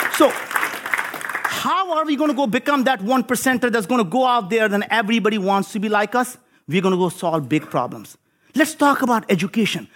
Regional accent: India; moved away as an adult; now in United States; I grew up in India

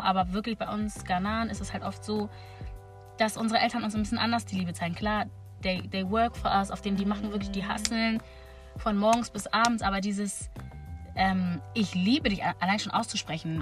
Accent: Hamburg, Germany; wir sind hier in Hamburg geboren, wir leben in Hamburg

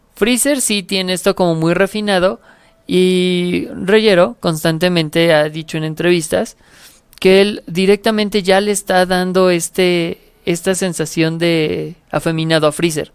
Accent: Mexico; en México tenemos este, grandes actores de doblaje

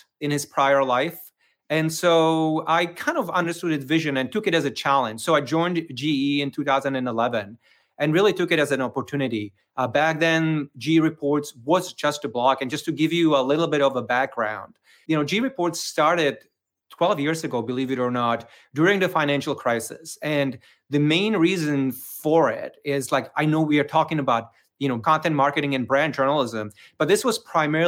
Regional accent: Czechia; English is a second language; moved away as an adult; also born or lived in Prague, Czech Republic; now in Brooklyn, United States; So you may hear it from my accent. So I'm actually originally from the Czech Republic, even though I'm coming to you live from Brooklyn, New York

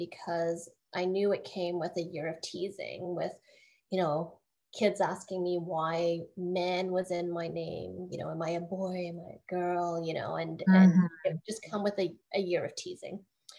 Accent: Canada; my identity as an Asian Canadian.

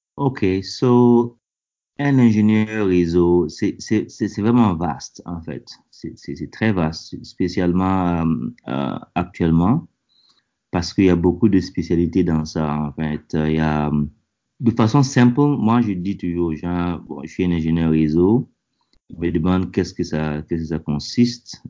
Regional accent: Burkina Faso; moved away as an adult; now in United States; je viens du Burkina Faso. Et ouais, je travaille actuellement aux États-Unis. je suis arrivé aux États-Unis en 2002

